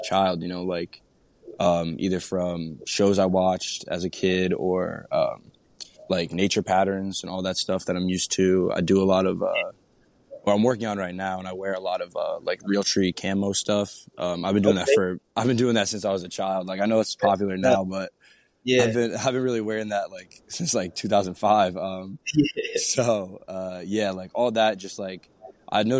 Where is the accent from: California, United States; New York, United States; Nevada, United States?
New York, United States; south of Albany on the Hudson River, upstate; I'm from upstate New York, a little south of Albany on the Hudson River